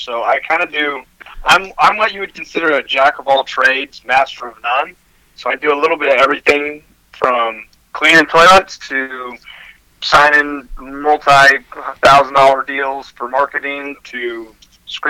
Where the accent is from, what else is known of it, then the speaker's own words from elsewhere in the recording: Oregon, United States; moved away as an adult; I'm originally from Oregon